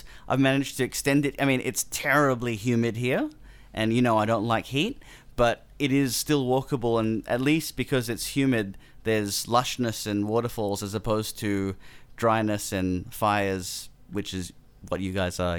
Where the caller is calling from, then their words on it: Queensland, Australia; I'm calling in from Queensland at the moment, so it's we've got a time zone difference